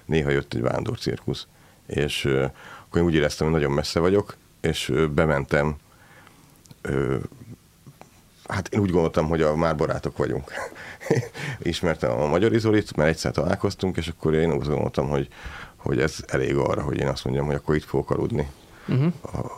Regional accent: Szeged, Csongrád-Csanád, Hungary; mi Szegről végre szegediek vagyunk

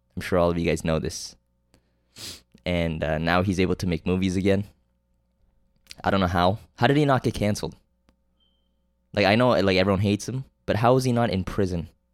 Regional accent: Canada; I'm Canadian

